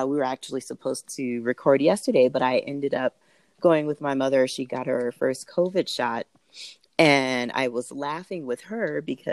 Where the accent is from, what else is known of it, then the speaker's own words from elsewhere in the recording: Southern California, United States; moved away as an adult; now in Denver, United States; I was born in Southern California